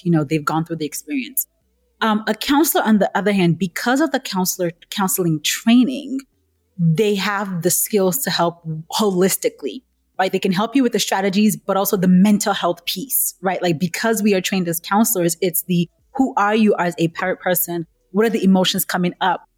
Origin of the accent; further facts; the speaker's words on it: Nigeria; moved away; I'm originally Nigerian, right? So I grew up in a culture where real jobs were like doctor, lawyer, nurse, accountant